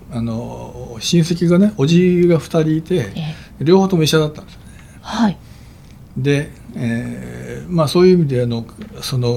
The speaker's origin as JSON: {"language": "Japanese", "town": "Fukuyama", "region": "Hiroshima", "country": "Japan", "tie": "born or raised there", "said": "もうあの僕はあの田舎だったので、えー、芦田町と田舎ので生まれ育ったので、えー、芦田町というのはね、えー、中学の頃まで、えー、町の町の中にあの交通信号機もないというそういう田舎だったんです。"}